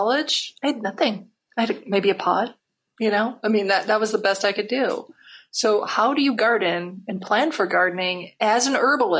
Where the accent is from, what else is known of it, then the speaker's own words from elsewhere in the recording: Midwest, United States; now in Oregon, United States; I grew up in the Midwest where a quarter of an acre is kind of a normal size space.